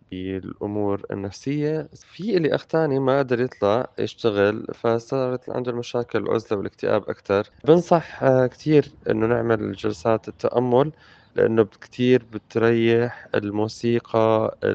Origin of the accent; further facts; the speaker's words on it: Syria; now in Jordan; أنا لاجئ بالأردن من سوريا